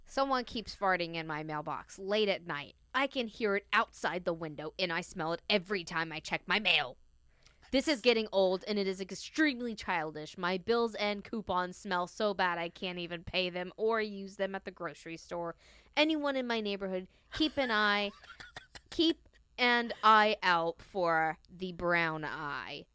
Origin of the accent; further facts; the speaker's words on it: the South, United States; I'm from the South.